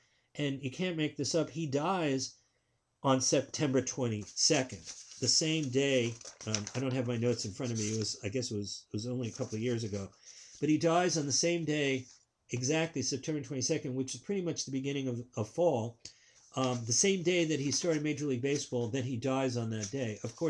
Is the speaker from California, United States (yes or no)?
no; New York, United States; growing up in New York